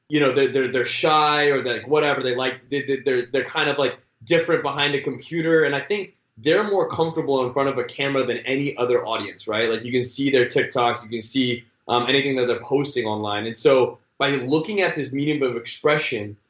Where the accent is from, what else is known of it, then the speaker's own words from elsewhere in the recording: the Bay Area, California, United States; also born or lived in Michigan; I'm born and raised in the Bay